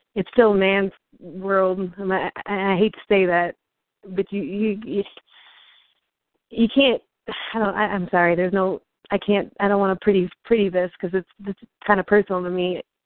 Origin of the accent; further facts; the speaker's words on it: Iowa, United States; moved away; also born or lived in Minnesota / Arkansas; I was born in Iowa. I lived in Minnesota for five years